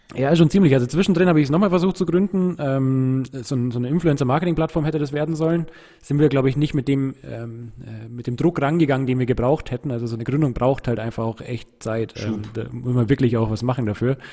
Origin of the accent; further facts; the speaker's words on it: Munich, Bavaria, Germany; wir sind in München in Perlach aufgewachsen. Also ich bin in Neuperlach geboren und in Neuperlach zur Schule gegangen